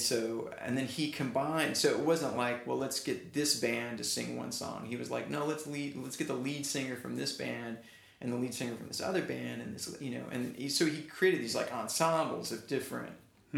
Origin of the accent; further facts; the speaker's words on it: Branson, Missouri, United States; moved away as an adult; also born or lived in Texas / Dallas; I'm a drummer. I'm a professional drummer. I grew up in Branson, Missouri, of all places, and went to college at the University of North Texas. And after graduating, moved to Dallas